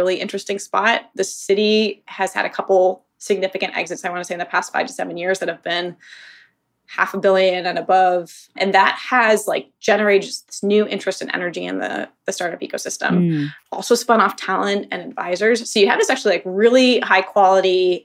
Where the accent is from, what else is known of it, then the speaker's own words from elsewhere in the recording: Boston, Massachusetts, United States; moved away as an adult; also born or lived in Washington, District of Columbia, United States / overseas; now in Birmingham, United States; I'm originally from the Boston area and had lived in DC around the times I was living abroad